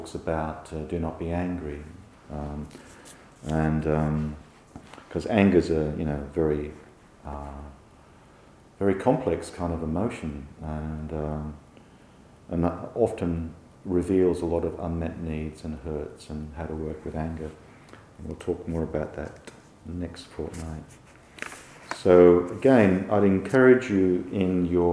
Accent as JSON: {"language": "English", "region": "England", "country": "United Kingdom", "tie": "born or raised there", "said": "growing up in England in the 1960s"}